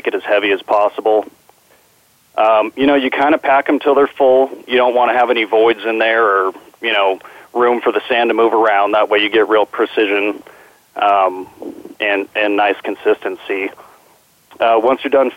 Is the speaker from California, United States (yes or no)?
yes; San Diego, California, United States; also born or lived in Albuquerque, New Mexico; I grew up in San Diego. I was born in Albuquerque